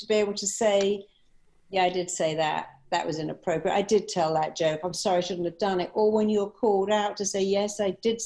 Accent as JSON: {"language": "English", "region": "England", "country": "United Kingdom", "also_born_or_lived": "Chicago", "moved": "as an adult", "said": "I'm from England"}